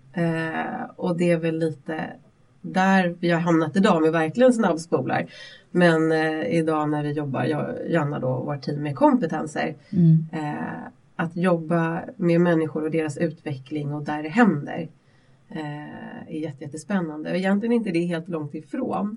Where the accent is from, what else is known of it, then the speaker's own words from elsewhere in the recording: Vallentuna, Stockholm County, Sweden; jag växte upp i Vallentuna ute på landsbygden